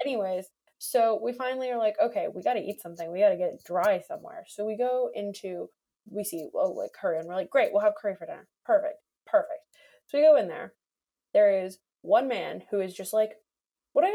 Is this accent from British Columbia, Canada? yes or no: yes; Vancouver, British Columbia, Canada; we're from Vancouver. We know what rain is like